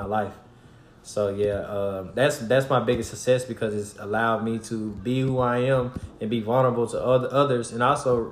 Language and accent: English; DeSoto, Texas, United States; now in Denton, United States; I'm from Dallas, Texas, DeSoto, more so